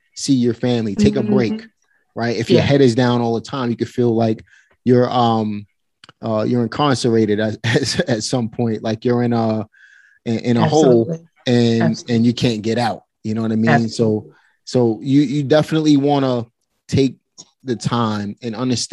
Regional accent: New York City, New York, United States; I grew up in Red Hook Projects

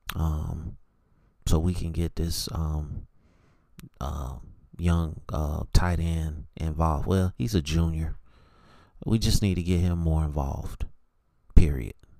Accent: Charlotte, North Carolina, United States; I'm from Charlotte

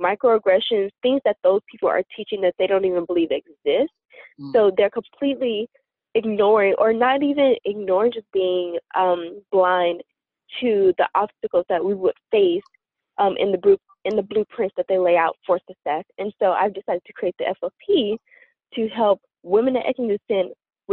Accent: Louisiana, United States; now in Massachusetts, United States; I grew up in Louisiana

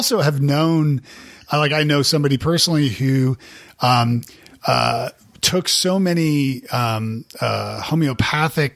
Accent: Canada; moved away; also born or lived in Nashville, United States; I'm from Canada originally

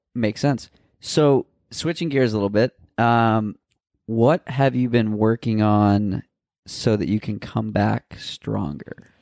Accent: outside of Boston, Massachusetts, United States; I grew up outside of Boston

